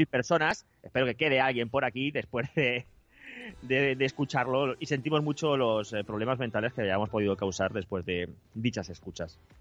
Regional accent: Spain; somos los españoles

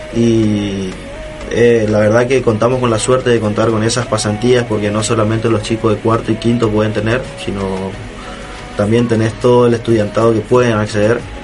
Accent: La Escondida, Chaco, Argentina; moved away as an adult; now in Resistencia, Argentina; yo vengo del interior, soy del interior del Chaco, un pueblo llamado La Escondida

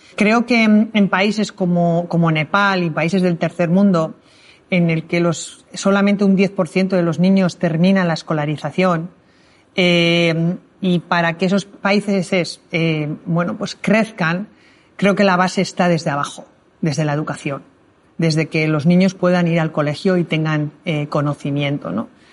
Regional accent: Spain; no soy la única española que ha terminado los ocho miles

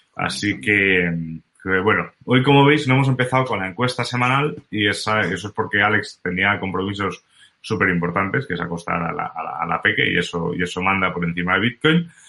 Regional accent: Spain; como buen español

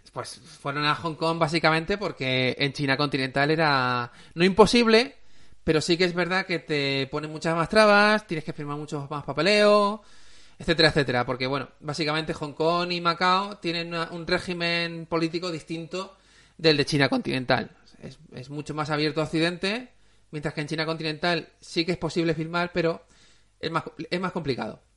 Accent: Aspe, Valencian Community, Spain; also born or lived in Alicante; Yo soy de Aspe, pero me considero más de Alicante porque he pasado mucho, más tiempo en Alicante que en Aspe, en mi, en mi época más adulta

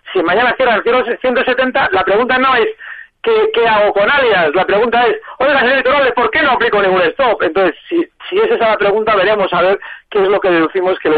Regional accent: Valencia, Valencian Community, Spain; de Valencia

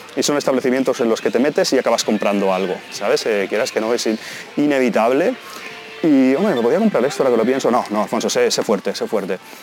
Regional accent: Spain; realmente siendo españoles

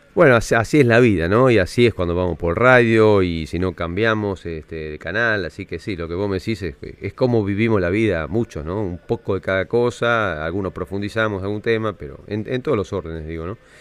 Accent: Buenos Aires, Argentina; no soy de Boedo, sino yo soy de Palermo

